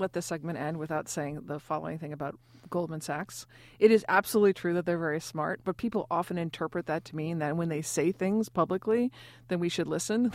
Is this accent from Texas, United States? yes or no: no; New York, United States; being a New Yorker